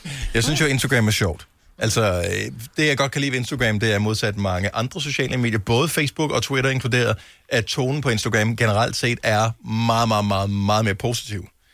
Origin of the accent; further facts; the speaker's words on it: Funen, Southern Denmark, Denmark; now in Copenhagen, Denmark; Fyn, hvor jeg er opvokset